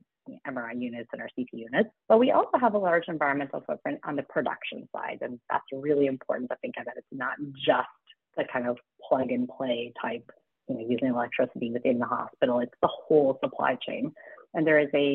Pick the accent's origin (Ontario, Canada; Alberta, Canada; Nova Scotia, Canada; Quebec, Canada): Alberta, Canada; a small town in; now in Toronto, Canada; I grew up in a small town in Alberta